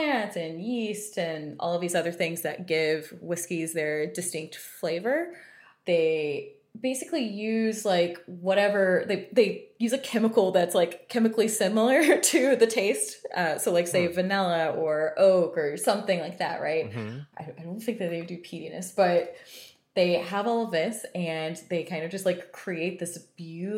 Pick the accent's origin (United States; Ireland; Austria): United States; Texas; I'm from Texas